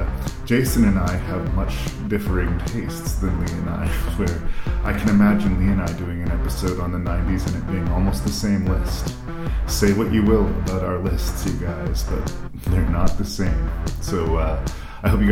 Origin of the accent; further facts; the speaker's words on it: Canada; I'm Canadian